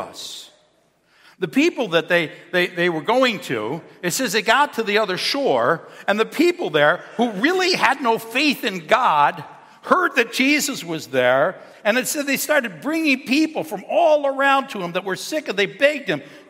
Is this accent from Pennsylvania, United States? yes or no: no; Cheektowaga, New York, United States; I'm a kid from Cheektowaga. I grew up in a firefighter's house.